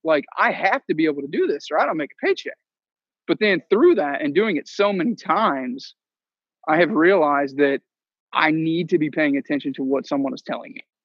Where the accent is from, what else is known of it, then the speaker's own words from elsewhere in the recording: just south of Cincinnati, Kentucky, United States; moved away as an adult; I grew up in Kentucky, um, just south of Cincinnati